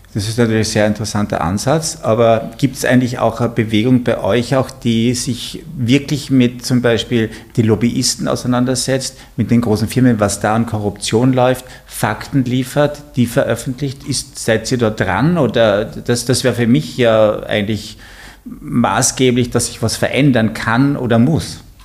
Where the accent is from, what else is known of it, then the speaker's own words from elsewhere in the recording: Carinthia, Austria; ich bin aus Kärnten